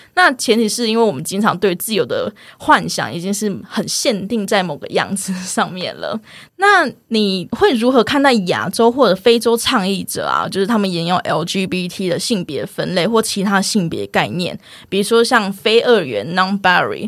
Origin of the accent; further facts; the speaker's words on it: Taiwan; accent: Taiwanese Hokkien; first language Taiwanese Hokkien; Chinese is a second language; 我是讲闽南语出生的，台语出生的